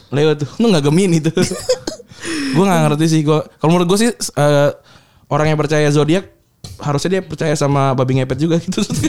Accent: Bekasi, West Java, Indonesia; gue gue besar di Bekasi

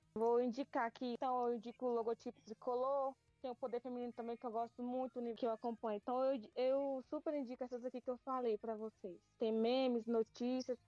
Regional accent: Carinhanha, Bahia, Brazil; now in São Paulo, Brazil; eu vim da Bahia, Carianha, Bahia

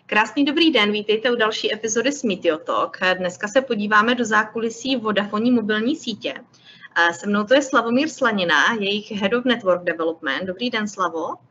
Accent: Orlické hory, Hradec Králové Region, Czechia; já jsem z Orlických hor

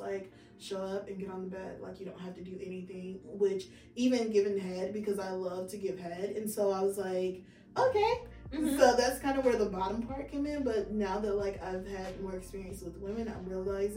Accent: the South, United States; I'm from the South

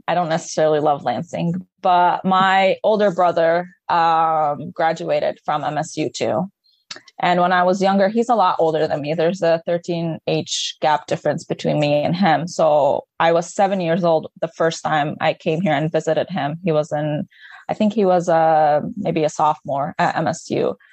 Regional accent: Lebanon; English is a second language; moved away as an adult; now in Michigan, United States; I'm originally from Lebanon. Um, I moved here back in 2015 for my undergrad

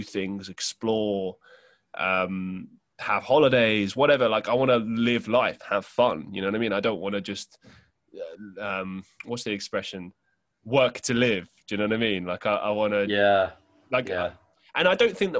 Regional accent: London, United Kingdom; moved away as an adult; also born or lived in Estonia; now in Manchester, United Kingdom; I lived in a suburb in West London, or Northwest London, I should say, an area called Hillingdon

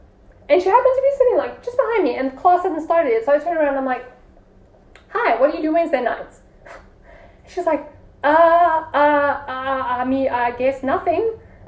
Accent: England, United Kingdom; I'm saying they don't like me because I'm English.

